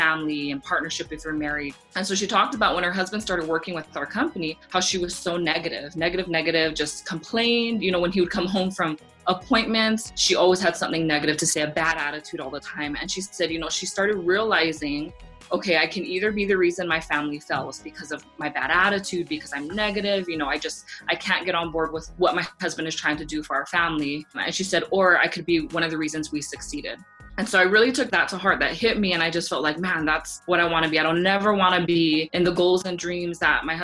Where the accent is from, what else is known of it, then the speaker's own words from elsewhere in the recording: Laie, Hawaii, United States; moved away; I grew up in Hawaii where like everybody can sing and everybody sings karaoke